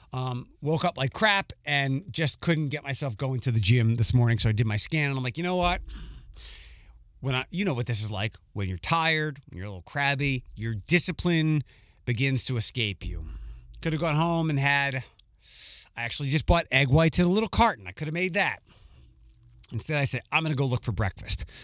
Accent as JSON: {"language": "English", "town": "Philadelphia", "region": "Pennsylvania", "country": "United States", "tie": "born or raised there", "said": "I have pride for my hometown"}